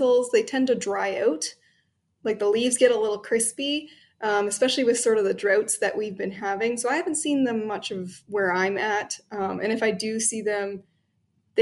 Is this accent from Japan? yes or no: no; Ontario, Canada; now in Chicago, United States; I'm actually originally from Ontario up in Canada